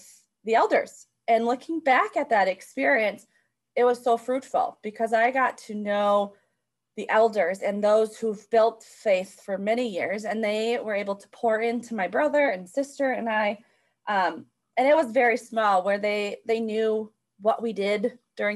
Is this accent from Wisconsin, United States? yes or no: yes; Chippewa Falls, Wisconsin, United States; I grew up in Chippewa Falls, Wisconsin